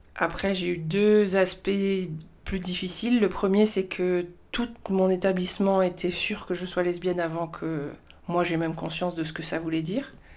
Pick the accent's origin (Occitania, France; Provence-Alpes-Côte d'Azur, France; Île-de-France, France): Provence-Alpes-Côte d'Azur, France; Marseille; moved away as an adult; also born or lived in Nigeria; now in Paris, France; j'ai grandi euh, essentiellement à Marseille euh, et autour de Marseille, en fait, dans la banlieue de Marseille